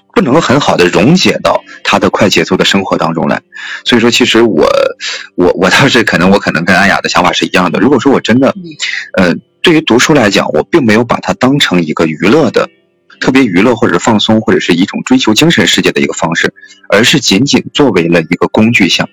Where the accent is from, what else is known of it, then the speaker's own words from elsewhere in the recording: northern China, China; 我是一个地地道道的这个北方人